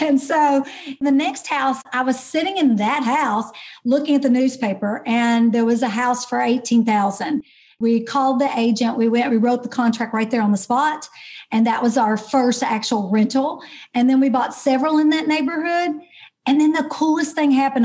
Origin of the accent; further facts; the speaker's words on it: Kentucky, United States; moved away as an adult; also born or lived in Dallas, Texas; now in Texas, United States; I am actually an ordinary girl from Kentucky.